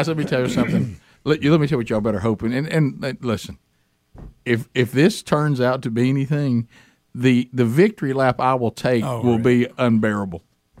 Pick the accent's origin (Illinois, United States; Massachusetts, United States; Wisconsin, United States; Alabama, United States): Alabama, United States; we're from Alabama